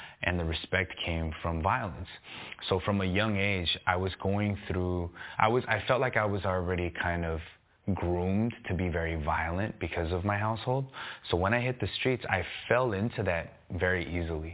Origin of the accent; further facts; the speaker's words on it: Los Angeles, California, United States; I grew up on the east side of L.A., San Gabriel Valley, Monterey Park, bordering East L.A.